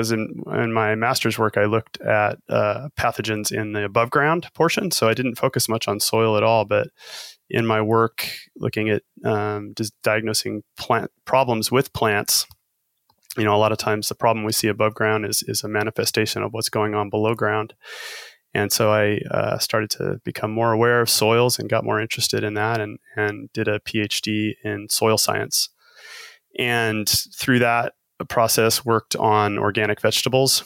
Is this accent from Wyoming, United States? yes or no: yes; Wyoming, United States; I grew up in Wyoming, so there is a lot of ranching there